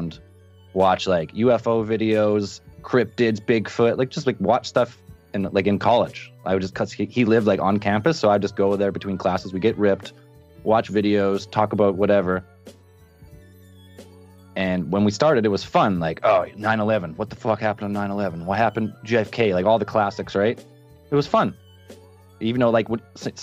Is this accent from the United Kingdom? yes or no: no; Canada; I'm from Canada.